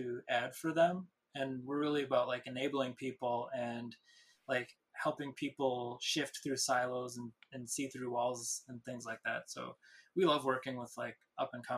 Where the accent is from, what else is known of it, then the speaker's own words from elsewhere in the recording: Minneapolis, Minnesota, United States; I grew up in Minneapolis